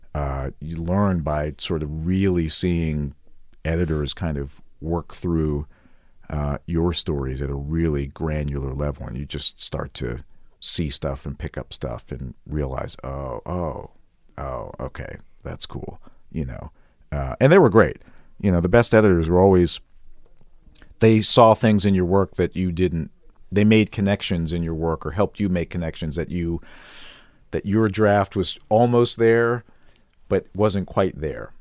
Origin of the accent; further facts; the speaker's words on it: outside of Chicago, Illinois, United States; moved away as an adult; also born or lived in Missouri / Houston / Denver / Kansas City; now in Las Vegas, United States; I grew up outside of Chicago